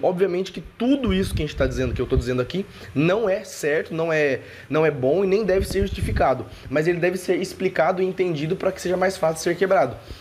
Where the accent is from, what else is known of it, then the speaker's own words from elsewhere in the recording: Brazil; nós somos brasileiros